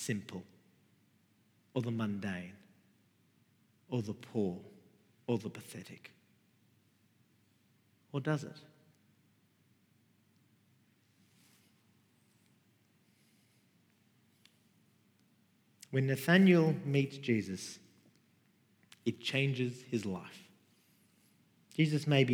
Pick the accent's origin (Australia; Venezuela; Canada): Australia; Sydney, New South Wales; I grew up in Rudy Hill, Mount Druitt, Western Sydney